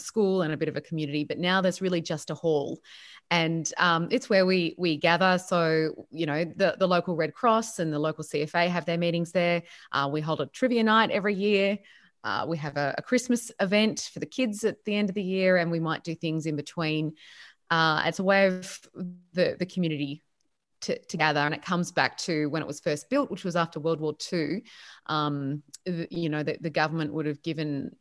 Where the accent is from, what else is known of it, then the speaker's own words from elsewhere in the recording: Penrith, New South Wales, Australia; moved away as an adult; also born or lived in Melbourne; I grew up in Penrith, or near Penrith in Western Sydney